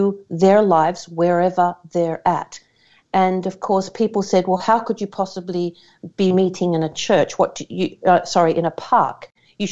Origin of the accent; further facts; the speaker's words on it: Australia; as an Australian